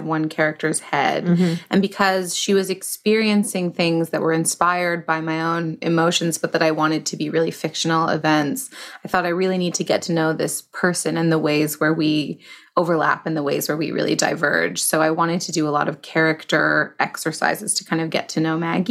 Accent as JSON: {"language": "English", "town": "Toronto", "region": "Ontario", "country": "Canada", "said": "I started in Toronto, where I'm from."}